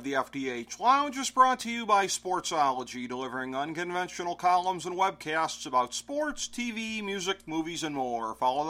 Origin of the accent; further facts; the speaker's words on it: Cleveland, Ohio, United States; my hometown of Cleveland, Ohio